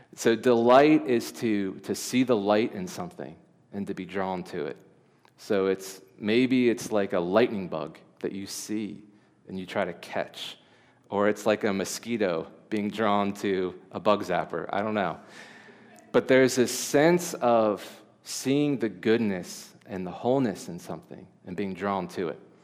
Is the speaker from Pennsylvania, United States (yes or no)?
no; Delaware, United States; I was born in Delaware. I've lived in Delaware my whole life.